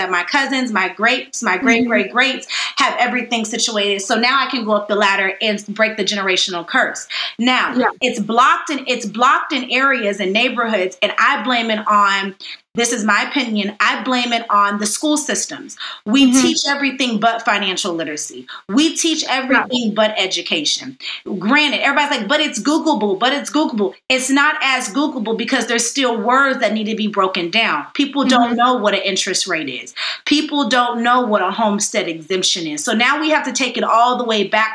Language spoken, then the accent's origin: English; Miami, Florida, United States; now in Dallas, United States; Miami, Florida, where I was born and raised over near South Beach